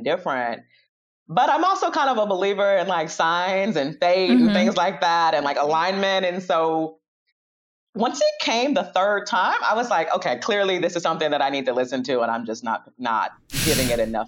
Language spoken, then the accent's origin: English; Chicago, Illinois, United States; Born and bred in Chicago.